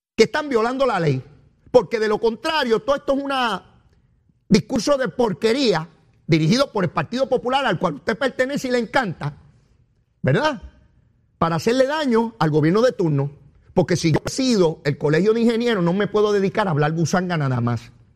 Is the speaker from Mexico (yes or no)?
no; Puerto Rico